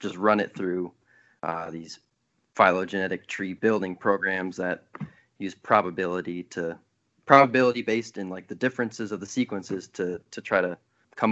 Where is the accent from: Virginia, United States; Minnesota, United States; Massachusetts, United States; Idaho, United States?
Minnesota, United States; Worthington; moved away as an adult; now in Durham, United States; I grew up in Worthington, Minnesota, which is southwestern Minnesota